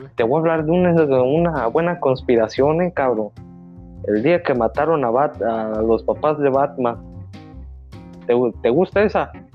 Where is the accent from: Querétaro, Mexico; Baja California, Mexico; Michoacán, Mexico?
Baja California, Mexico; Mexicali; aquí nosotros somos de Mexicali, nosotros dos, tú y yo somos nacidos